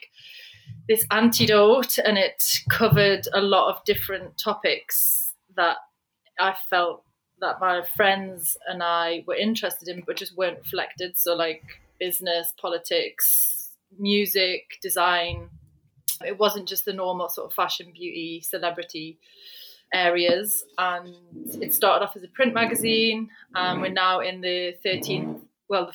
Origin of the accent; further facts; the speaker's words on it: just outside of Newcastle, North East England, United Kingdom; I grew up in just outside of Newcastle in the northeast